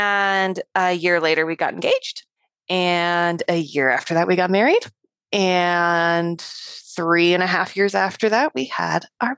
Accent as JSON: {"language": "English", "region": "Colorado", "country": "United States", "tie": "born or raised there", "moved": "as an adult", "lives_now": "Montana, United States", "said": "I actually grew up in Colorado, kind of a small town, mountain town."}